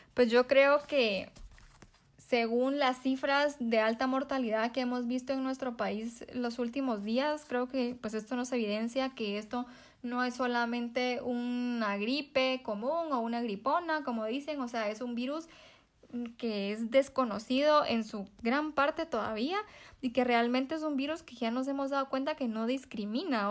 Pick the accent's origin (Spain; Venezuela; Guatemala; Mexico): Guatemala; nosotros como guatemaltecos